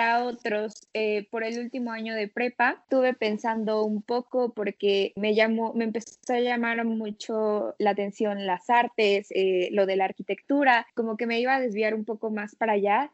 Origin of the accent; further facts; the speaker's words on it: Puebla, Mexico; soy de Puebla, de México